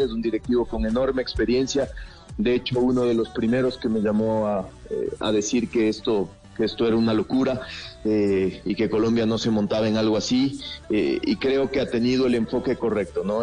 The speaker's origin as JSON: {"language": "Spanish", "country": "Ecuador"}